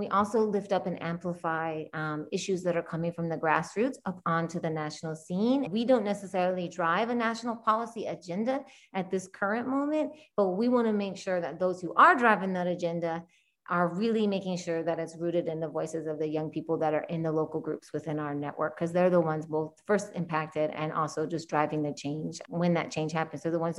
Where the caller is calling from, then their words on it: St. Louis, Missouri, United States; I am calling currently from what is now called St. Louis, Missouri. I also want to name and honor the land that I'm on, the stolen indigenous land of the Kickapoo, the Miami tribal nations as well.